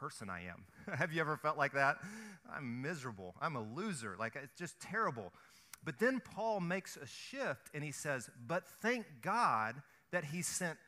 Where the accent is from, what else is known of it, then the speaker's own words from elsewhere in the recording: the South, United States; I grew up in the South. We fry everything